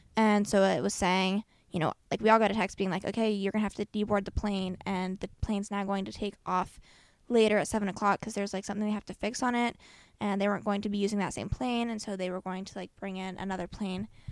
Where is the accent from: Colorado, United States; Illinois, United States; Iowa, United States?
Iowa, United States; we say Iowa